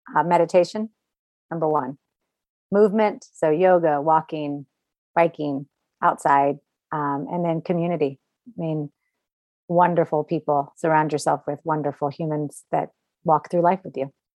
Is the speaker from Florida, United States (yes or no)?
yes; Orlando, Florida, United States; I grew up in Orlando